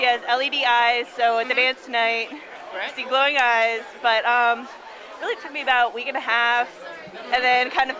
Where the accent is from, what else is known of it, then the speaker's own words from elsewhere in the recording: Pennsylvania, United States; I'm from Pennsylvania, so, you know, like, in-state tuition